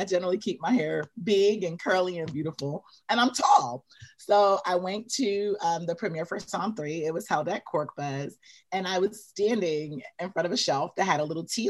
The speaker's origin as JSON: {"language": "English", "region": "New York", "country": "United States", "tie": "born or raised there", "also_born_or_lived": "Belize", "said": "I'm from New York. Well, I'm from Belize, but I grew up in New York. I went to college in New York."}